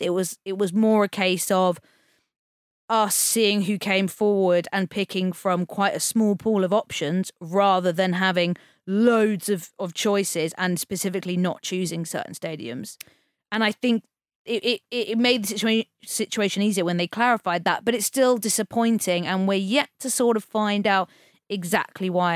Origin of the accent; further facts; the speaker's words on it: England, United Kingdom; as English people